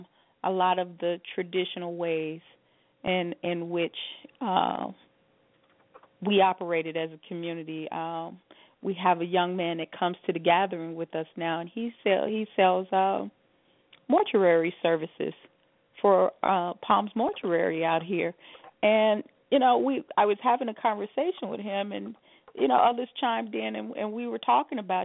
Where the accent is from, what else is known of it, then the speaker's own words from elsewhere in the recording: Chicago, Illinois, United States; now in Las Vegas, United States; I'm from Chicago